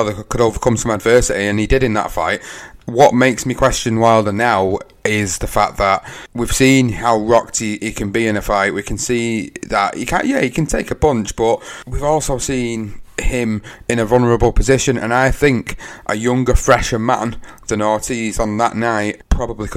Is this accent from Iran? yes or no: no; United Kingdom; as a Brit